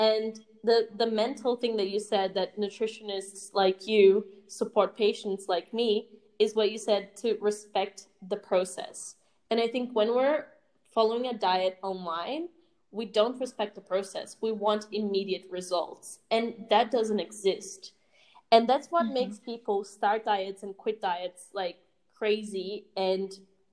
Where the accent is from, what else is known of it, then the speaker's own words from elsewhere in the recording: Australia; accent: Aussie; It's my Aussie accent